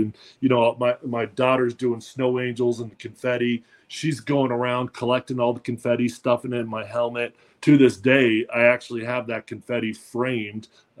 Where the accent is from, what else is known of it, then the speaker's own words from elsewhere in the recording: Denver, Colorado, United States; also born or lived in Seattle / Washington; my hometown. But I grew up in Denver. I started my career in Denver.